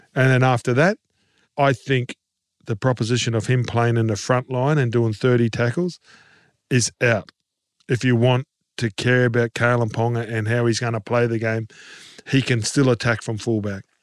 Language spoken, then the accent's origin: English; Queensland, Australia; as a Queenslander